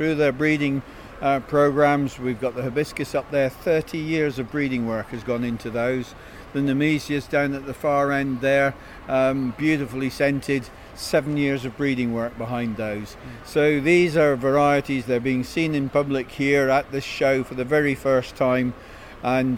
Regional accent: Scotland, United Kingdom; as a Scotsman

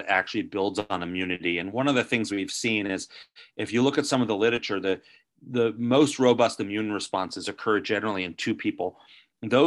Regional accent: New Jersey, United States; born or raised there

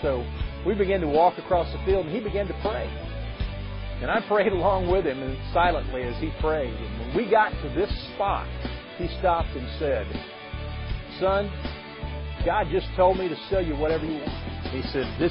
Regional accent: Louisiana, United States; moved away; I'm from Louisiana

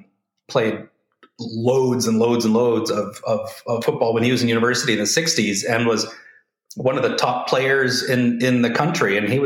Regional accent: Vancouver, British Columbia, Canada; now in Gothenburg, Sweden; the pretentious little part of Vancouver I grew up in.

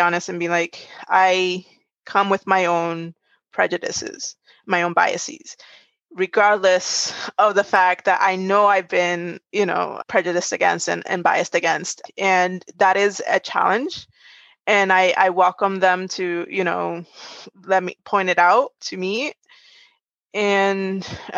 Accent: Puerto Rico; now in United States; I'm originally from Puerto Rico. So in the US, I'm an ethnic minority as well.

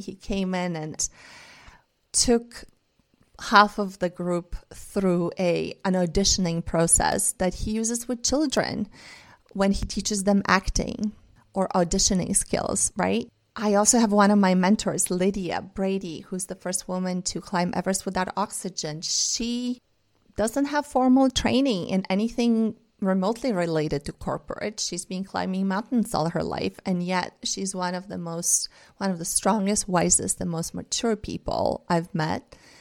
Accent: Bulgaria; first language Bulgarian and Russian; English is a second language; I grew up speaking two languages, Bulgarian and Russian, 'cause my mom is Russian. I grew up in Bulgaria.

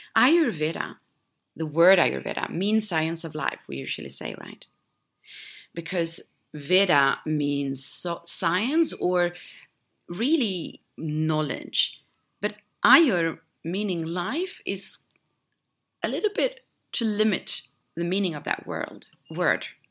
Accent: Sweden; moved away; my home country jumped on the health train many years ago, actually, Sweden

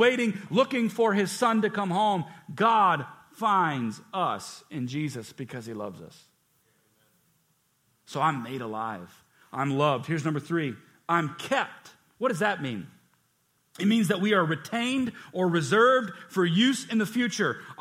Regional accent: United States; I'm blessed to be born here

